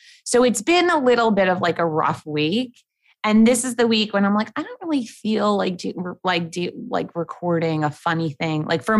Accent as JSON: {"language": "English", "town": "New York City", "region": "New York", "country": "United States", "tie": "born or raised there", "said": "born and raised in New York City"}